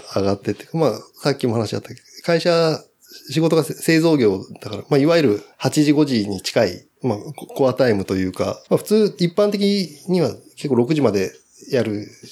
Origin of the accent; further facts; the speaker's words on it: Ageo, Saitama, Japan; also born or lived in Kumagaya, Saitama; もうずっと生まれた時から上尾で